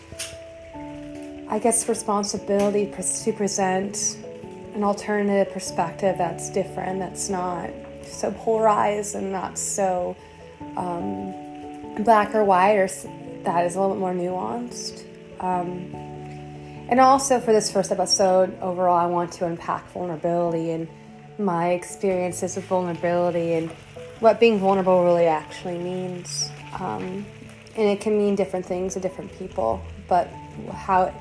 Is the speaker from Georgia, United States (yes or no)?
no; Austin, Texas, United States; I grew up in Austin, Texas